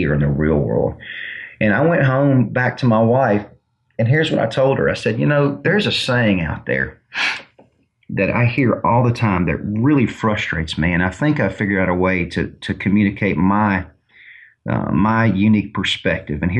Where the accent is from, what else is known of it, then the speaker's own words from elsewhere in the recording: Mobile, Alabama, United States; I'm from Mobile, Alabama